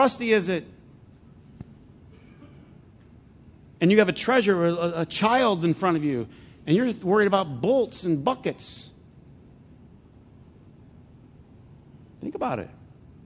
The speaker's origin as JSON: {"language": "English", "town": "Flint", "region": "Michigan", "country": "United States", "tie": "born or raised there", "said": "I'm from Flint"}